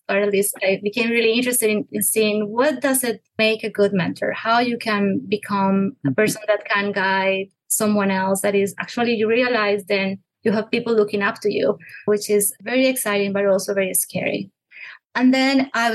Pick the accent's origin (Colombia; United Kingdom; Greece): Colombia; English is a second language; moved away as an adult; also born or lived in Bogota, Colombia; now in Nashville, United States; I am originally from Colombia, where actually I got my Bachelor of Science in Bogota from the Universidad de los Andes